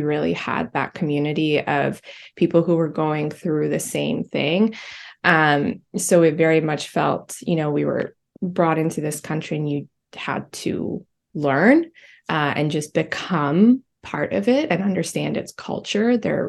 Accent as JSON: {"language": "English", "region": "England", "country": "United Kingdom", "tie": "born or raised there", "also_born_or_lived": "Albania", "second_language": "English", "said": "the period when I was born in Albania, then we moved to England where I had to learn how to be in a completely different society. And I was 6 years old at this time, and my upbringing was just very different. I had to learn English"}